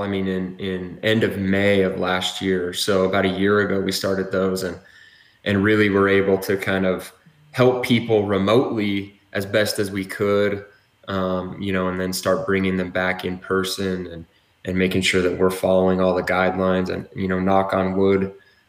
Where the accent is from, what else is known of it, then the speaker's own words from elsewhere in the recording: Utah, United States; also born or lived in American Fork; I'm a native Utahn. I was born and raised in Utah County